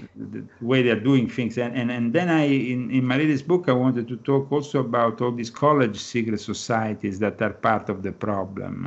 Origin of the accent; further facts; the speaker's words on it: Rome, Lazio, Italy; moved away as an adult; I'm from Rome